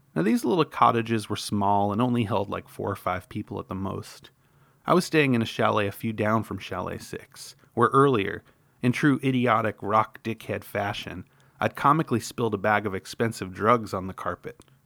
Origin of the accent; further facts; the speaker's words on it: New York, United States; I grew up in New York